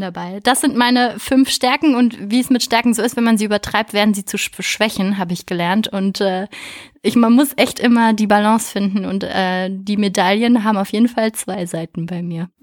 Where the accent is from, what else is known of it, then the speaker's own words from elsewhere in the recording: Berlin, Germany; moved away as an adult; also born or lived in France / Hamburg / Münster; Ich komme ursprünglich aus Berlin